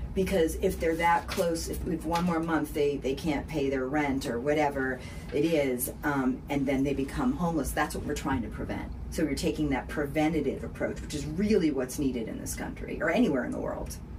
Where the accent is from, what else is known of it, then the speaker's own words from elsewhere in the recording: Boston, Massachusetts, United States; accent: Boston; now in Hendersonville, United States; my Boston accent